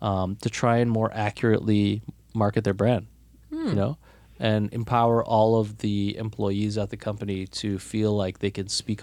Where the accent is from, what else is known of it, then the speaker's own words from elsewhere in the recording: Toronto, Ontario, Canada; And as Torontonians, we're a little insular.